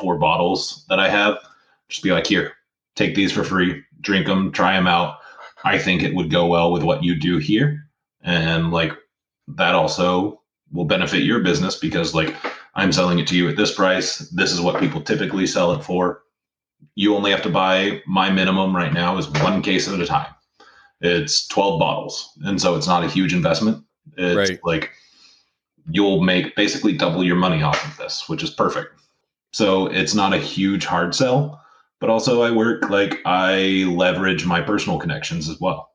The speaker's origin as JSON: {"language": "English", "region": "Central Florida", "country": "United States", "lives_now": "Sarasota, United States", "said": "I'm actually from Central Florida."}